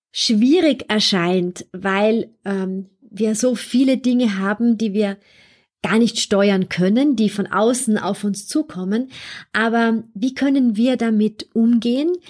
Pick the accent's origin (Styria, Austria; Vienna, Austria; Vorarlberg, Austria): Vienna, Austria; Andererseits gab es am Montagabend hier in Wien in meiner Heimatstadt ein Terrorattentat.